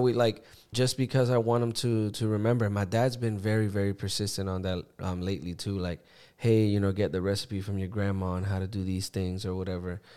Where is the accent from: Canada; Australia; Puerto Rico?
Puerto Rico; growing up in Puerto Rico, you know, my parents worked, so I grew up with my grandparents.